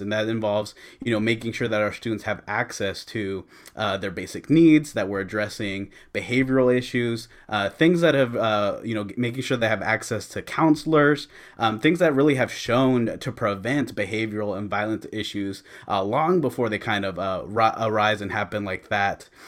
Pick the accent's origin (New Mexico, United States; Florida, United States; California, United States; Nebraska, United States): California, United States; Antioch; I grew up here in Antioch